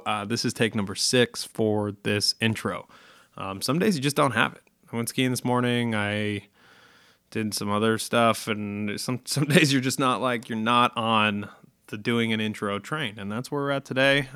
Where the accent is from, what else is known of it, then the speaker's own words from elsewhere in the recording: Massachusetts, United States; they are based in Massachusetts, which is, uh, my home state